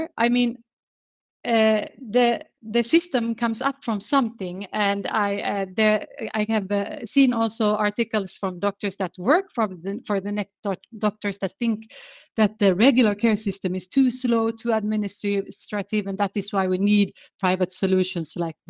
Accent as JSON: {"language": "English", "country": "Sweden", "said": "I am from Sweden myself"}